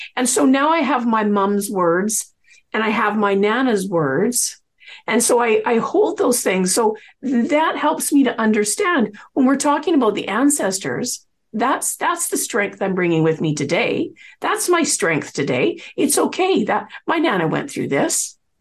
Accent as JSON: {"language": "English", "town": "Coquitlam", "region": "British Columbia", "country": "Canada", "tie": "born or raised there", "said": "I grew up in Coquitlam"}